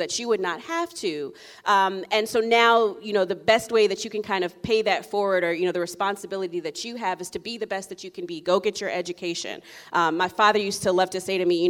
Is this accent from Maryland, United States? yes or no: yes; Columbia, Maryland, United States; also born or lived in Durham, North Carolina; I was born in Durham, North Carolina, but did all of my grade school in Columbia, Maryland